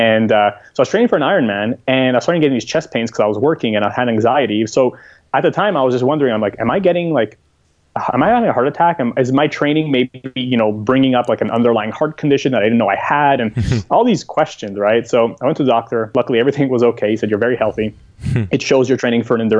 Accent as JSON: {"language": "English", "town": "Montreal", "region": "Quebec", "country": "Canada", "moved": "as an adult", "said": "I am from Montreal, Canada, but these days you can find me pretty much a little bit everywhere."}